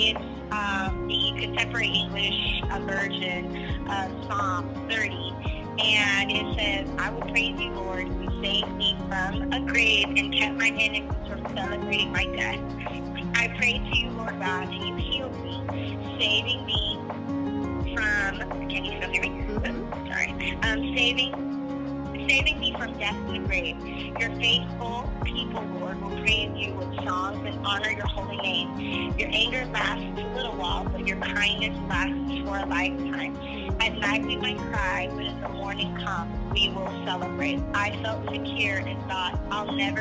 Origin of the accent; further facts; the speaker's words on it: Junction City, Kansas, United States; moved away as an adult; now in Boquete, Panama; from Junction City, Kansas, born and raised